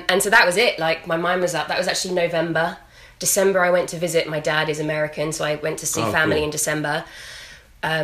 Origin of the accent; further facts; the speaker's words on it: London, United Kingdom; moved away as an adult; now in Los Angeles, United States; I am from London originally, and 3 years ago, I moved